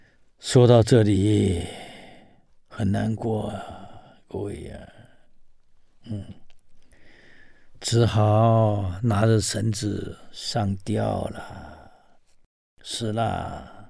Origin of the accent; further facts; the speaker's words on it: Taiwan; 我们台湾人讲“代志的大条啊”